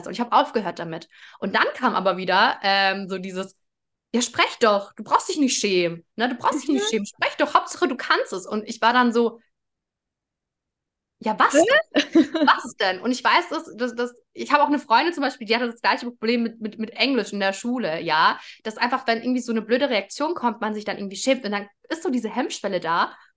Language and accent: German; Germany; Ich bin in Deutschland geboren.